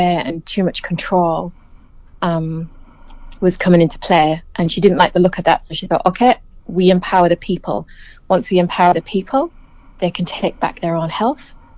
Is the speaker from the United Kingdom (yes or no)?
yes; England, United Kingdom; moved away as an adult; now in New Zealand; growing up in England. I've been in New Zealand since 2007